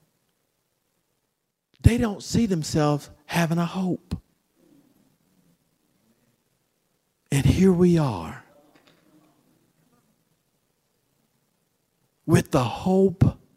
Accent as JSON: {"language": "English", "region": "Florida", "country": "United States", "said": "where I'm from Florida"}